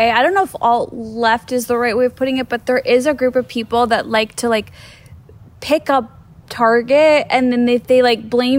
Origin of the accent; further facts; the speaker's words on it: United States; this is my fucking country. Like, this is where I'm from. Like, I don't know. Like, I make money here. My family is here. This is where I was raised.